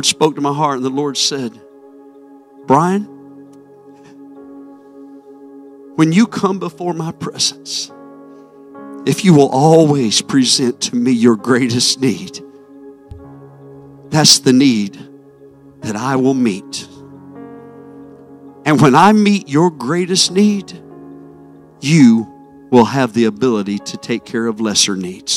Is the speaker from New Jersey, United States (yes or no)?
no; South Carolina, United States; moved away; also born or lived in Arizona; it's my hometown